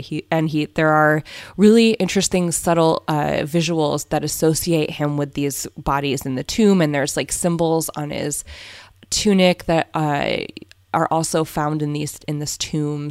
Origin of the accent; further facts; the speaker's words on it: Southern California, United States; moved away as an adult; now in Berkshires, United States; we're from Southern California